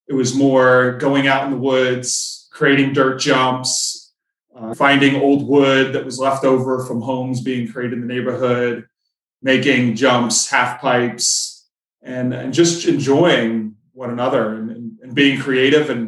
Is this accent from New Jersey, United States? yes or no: yes; Jersey Shore, New Jersey, United States; I would say the majority of my childhood was spent growing up down the Jersey Shore, nestled somewhere right between Seaside Heights and, and Long Beach Island.